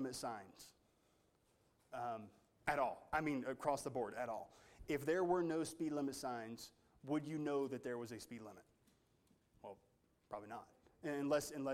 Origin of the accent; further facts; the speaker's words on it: United States; as an American, I'm not held to the Jewish law.